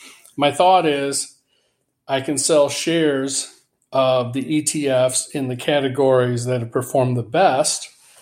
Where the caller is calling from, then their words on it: Atlanta, Georgia, United States; I'm calling from Atlanta